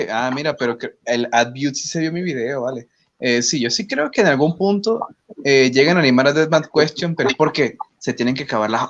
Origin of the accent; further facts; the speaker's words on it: Querétaro, Mexico; Yo soy de Querétaro.